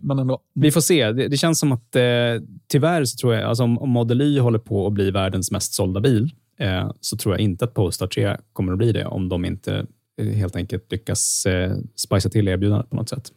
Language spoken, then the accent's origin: Swedish; Sweden; som svensk